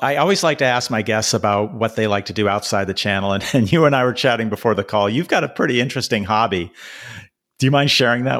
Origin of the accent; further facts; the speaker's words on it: Seattle, Washington, United States; when I grew up in Seattle